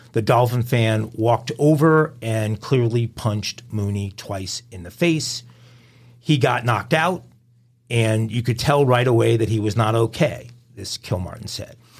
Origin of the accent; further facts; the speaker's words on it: New York, United States; I grew up in New York, I'm a hardcore New York sports fans.